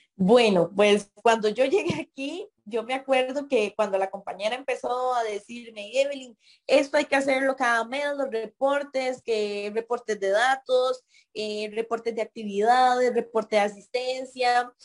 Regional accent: Puriscal, San José, Costa Rica; soy de Bajo los Murillo, de Puriscal, una zona bastante lejana del cantón

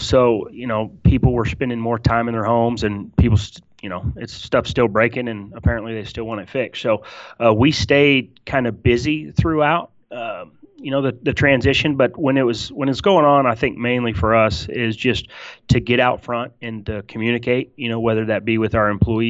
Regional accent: Tulsa, Oklahoma, United States; I'm from Tulsa, Oklahoma, originally. I was born and raised.

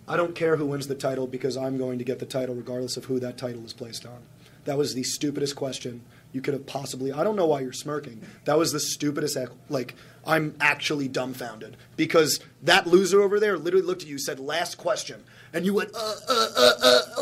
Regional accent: Plainview, New York, United States; I am from Plainview, Long Island, New York

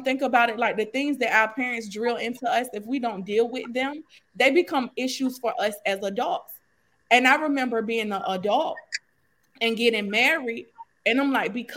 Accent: Norfolk, Virginia, United States; I'm from Norfolk, Virginia

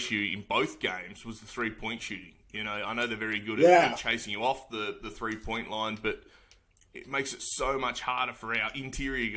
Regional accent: Australia; being Australian

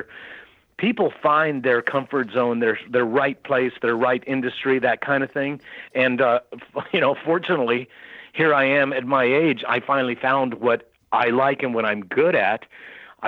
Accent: El Paso, Texas, United States; I'm from El Paso, so that was Fort Bliss Army

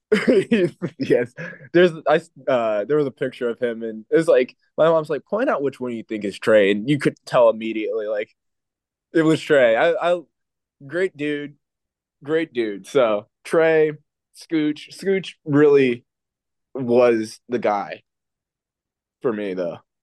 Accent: Dayton, Ohio, United States; I'm from the Dayton area

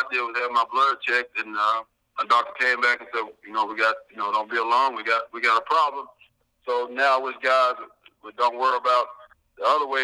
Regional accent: Mid-South, United States; growing up in the Mid-South area

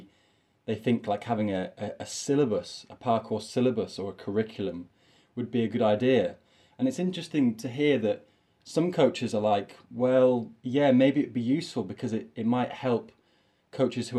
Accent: York, Yorkshire and the Humber, United Kingdom; I'm from York. This is my little city that I'm from in the north of England

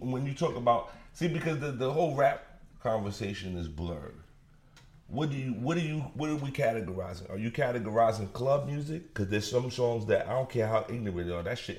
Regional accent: New York City, New York, United States; I'm from Brooklyn.

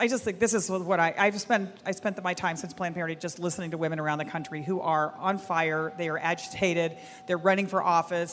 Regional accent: Texas, United States; I'm a Texan

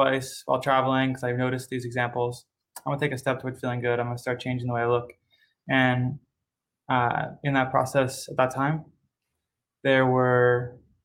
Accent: Maryland, United States; I grew up in the United States, in Maryland

